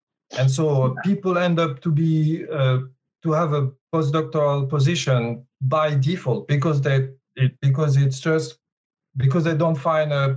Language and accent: English; Paris, Île-de-France, France; moved away as an adult; also born or lived in Grenoble, France / Sydney, Australia; And I'm originally from Paris, so I studied in Paris.